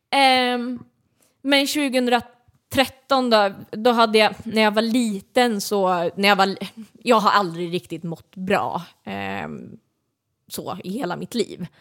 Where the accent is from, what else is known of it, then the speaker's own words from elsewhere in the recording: Södermanland, Sweden; jag är uppväxt i, i Sörmland